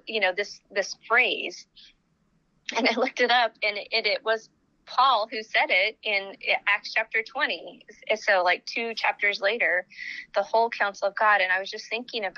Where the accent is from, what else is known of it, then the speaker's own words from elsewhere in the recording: United States; I'm a Jesus follower before I'm an American